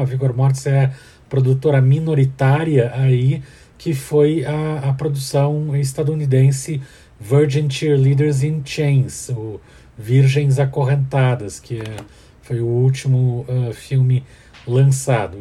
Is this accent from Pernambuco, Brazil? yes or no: no; Curitiba, Paraná, Brazil; eu sou baseado na minha cidade natal, de Curitiba, Paraná